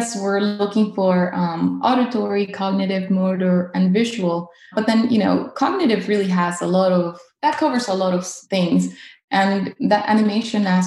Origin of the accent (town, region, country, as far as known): Caracas, Capital District, Venezuela; now in North Carolina, United States